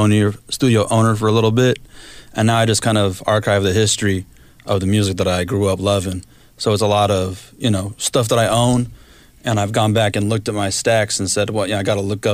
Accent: Los Angeles, California, United States; also born or lived in San Pedro; I grew up in a little suburb of LA. You know, in this area called, I live in San Pedro mm-hmm. right now

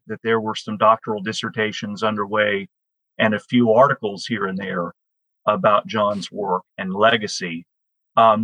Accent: Birmingham, Alabama, United States; Birmingham, Alabama, which is my hometown

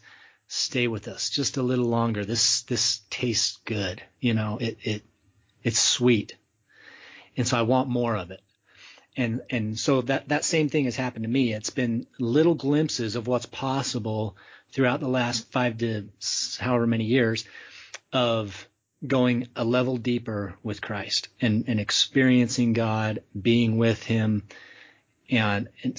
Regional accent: Utah, United States; growing up in Utah

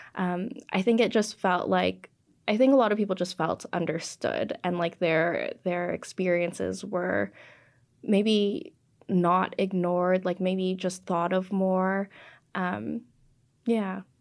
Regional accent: Canada; first language English; being, you know, Canadian-born, English is my first language

